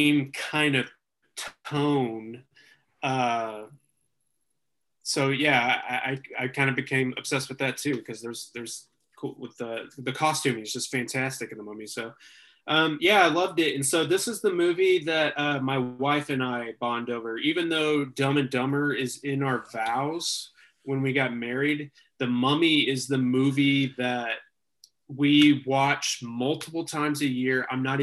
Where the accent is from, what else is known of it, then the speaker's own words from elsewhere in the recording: Denton, Texas, United States; my hometown of Denton, Texas